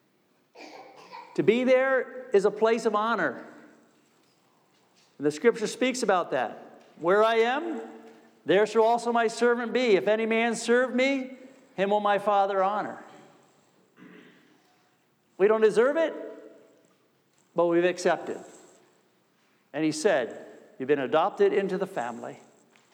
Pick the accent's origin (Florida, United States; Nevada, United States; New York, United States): New York, United States; I'm from New York State